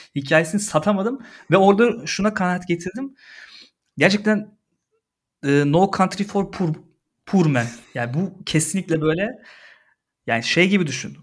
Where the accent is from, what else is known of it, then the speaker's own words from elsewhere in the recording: Istanbul, Turkey; benim doğduğum serpildiğim toprak.